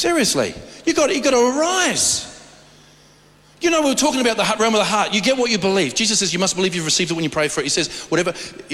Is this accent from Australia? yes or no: yes; Australia; I'm an Aussie